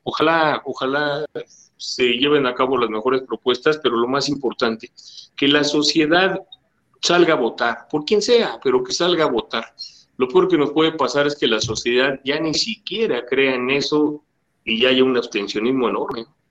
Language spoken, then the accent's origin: Spanish; Mexico City, Mexico; Yo también soy de Gustavo Madero